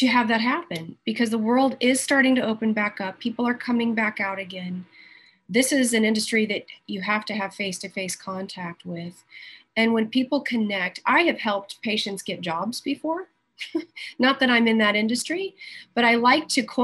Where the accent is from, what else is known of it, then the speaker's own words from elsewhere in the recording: the Carolinas, United States; also born or lived in Georgia; I was born in Georgia and I was raised in the Carolinas. So I'm an East Coast girl